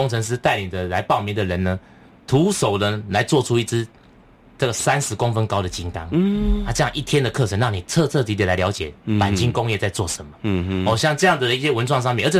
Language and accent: Chinese; Tainan, Taiwan; 那我的家乡是安平，台南的安平。